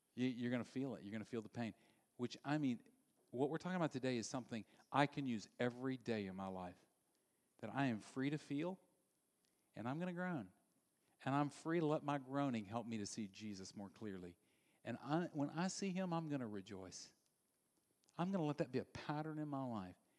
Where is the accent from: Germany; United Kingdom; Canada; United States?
United States; Louisiana; I grew up in Louisiana